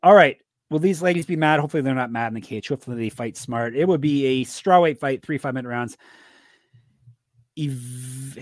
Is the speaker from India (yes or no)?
no; Toronto, Ontario, Canada; my hometown team, Gumby